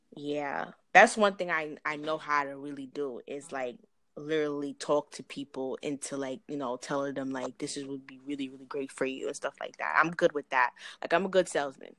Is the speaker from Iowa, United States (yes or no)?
no; New York, United States; I'm from New York